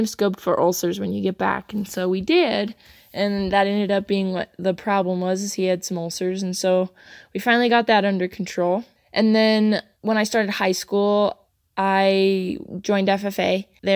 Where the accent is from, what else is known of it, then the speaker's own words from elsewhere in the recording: Sedalia, Colorado, United States; I'm from Sedalia, Colorado, and I'm 18 years old.